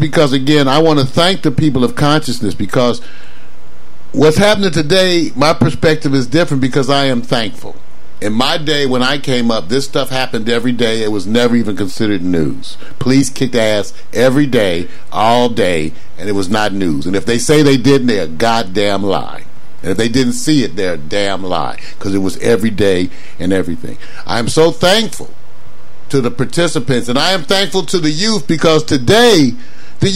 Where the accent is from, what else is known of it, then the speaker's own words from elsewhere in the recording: Los Angeles, California, United States; I grew up in Los Angeles.